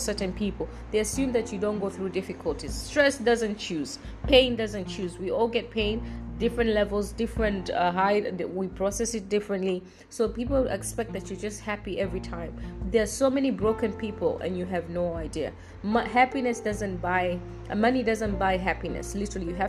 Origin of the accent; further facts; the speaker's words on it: Tanzania; I'm from Tanzania.